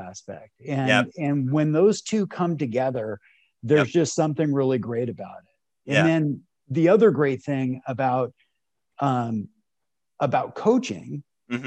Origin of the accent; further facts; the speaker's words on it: Los Angeles, California, United States; I grew up here in Los Angeles